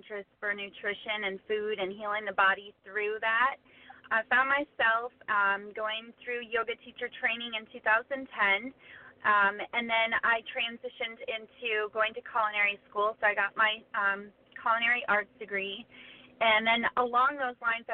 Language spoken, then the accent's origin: English; Traverse City, Michigan, United States; I'm from Traverse City, Michigan, and there's a local gym here